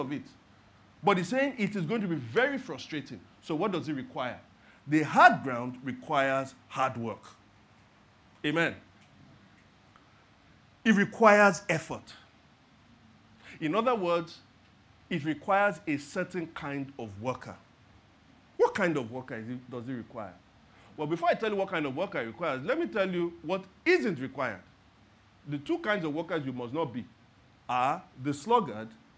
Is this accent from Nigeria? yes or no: yes; Lagos, Nigeria; I was born and raised in Lagos.